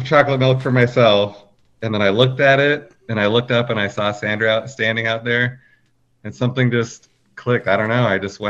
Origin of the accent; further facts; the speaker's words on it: Northwest, near Kirkland, Washington, United States; also born or lived in Fountain Valley, California; Sandra was born here in Kirkland. And I was born in Fountain Valley, California, but my family moved up here when I was 3 years old. So pretty much our whole lives we've been here.